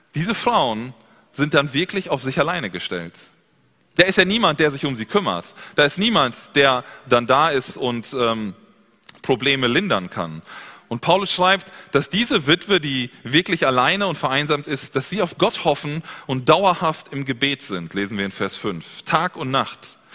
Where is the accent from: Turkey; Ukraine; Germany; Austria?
Germany; Bei uns in Deutschland